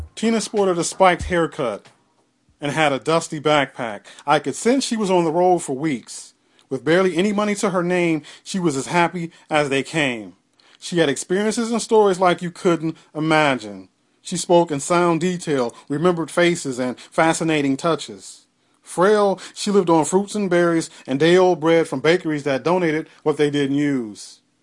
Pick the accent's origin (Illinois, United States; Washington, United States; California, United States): Illinois, United States; Northern; I was born and raised in Northern Illinois